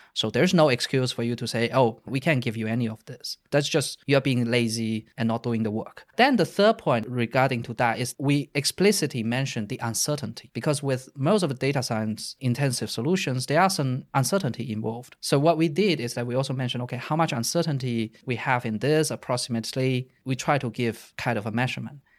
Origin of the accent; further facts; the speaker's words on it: China; moved away as an adult; also born or lived in Netherlands; I grew up in China. I stayed in China until I was nineteen, and then I went to the Netherlands to study in university